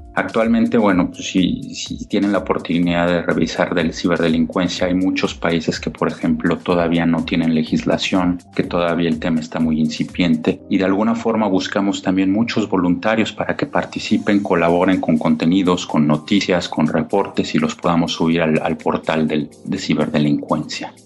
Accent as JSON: {"language": "Spanish", "region": "Mexico City", "country": "Mexico", "said": "yo soy mexicano, yo soy de la Ciudad de México"}